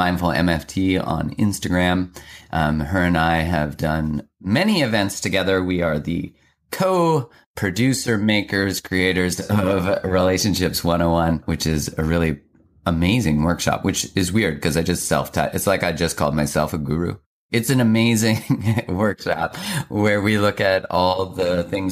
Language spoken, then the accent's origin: English; Calgary, Alberta, Canada; I grew up in Calgary, which is kind of like the Texas of Canada